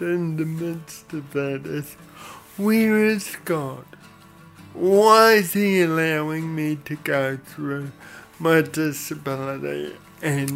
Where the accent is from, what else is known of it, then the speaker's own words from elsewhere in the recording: Papakura, Auckland, New Zealand; I grew up in Papakura in South Auckland, know and love that area, that is my home.